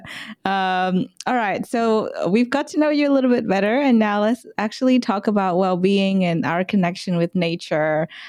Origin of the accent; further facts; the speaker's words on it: Vietnam; now in Australia; I'm not from Australia, I'm from Vietnam